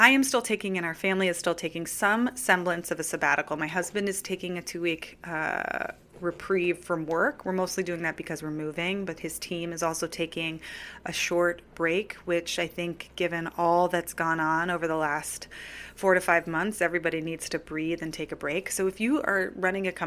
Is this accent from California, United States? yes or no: yes; California, United States; now in New York City, United States; I grew up in California